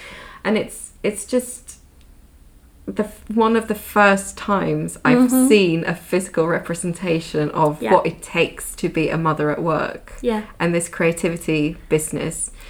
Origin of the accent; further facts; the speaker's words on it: Sweden; now in United Kingdom; I grew up in the Swedish system. I'm now bringing my kids back to Sweden to put them into the Swedish system.